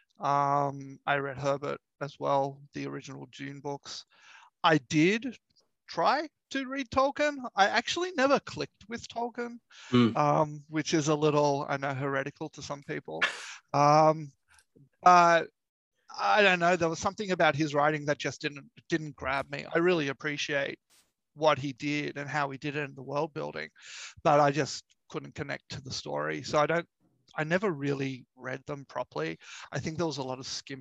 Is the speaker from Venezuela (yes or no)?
no; Australia; also born or lived in Sydney; I'm an Australian. I live in Sydney.